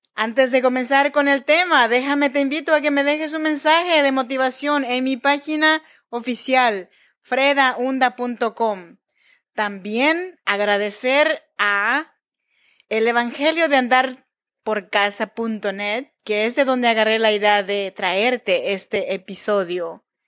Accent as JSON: {"language": "Spanish", "region": "Oaxaca", "country": "Mexico", "tie": "born or raised there", "moved": "yes", "lives_now": "Sacramento, United States"}